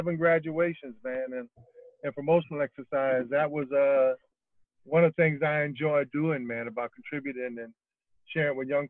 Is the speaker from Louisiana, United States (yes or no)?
yes; New Orleans, Louisiana, United States; I'm from the Lower Ninth, CTC, cross that canal